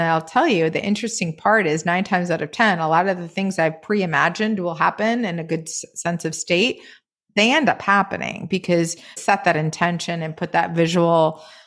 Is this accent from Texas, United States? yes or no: no; Maine, United States; moved away; I grew up in Maine in a very rural town surrounded by woods and fields